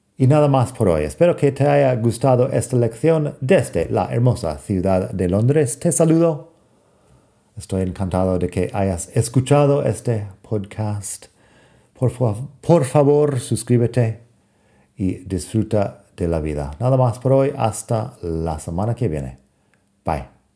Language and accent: Spanish; United States; accent: American; Spanish is a second language; moved away; also born or lived in Europe; mi acento americano